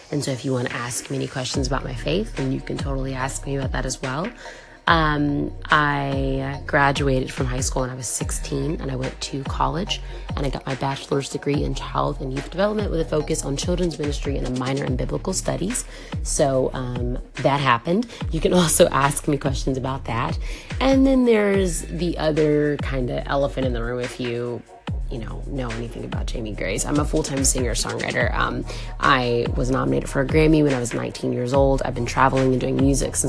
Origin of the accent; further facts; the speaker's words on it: Atlanta, Georgia, United States; moved away as an adult; also born or lived in Compton, California; now in Los Angeles, United States; we all moved to Atlanta, Georgia. So I grew up in Georgia. I lived there from 1992 until this past February